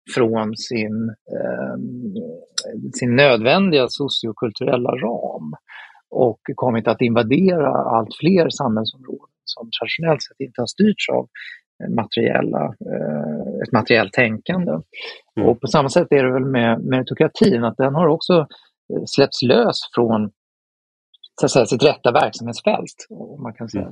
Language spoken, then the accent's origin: Swedish; Sweden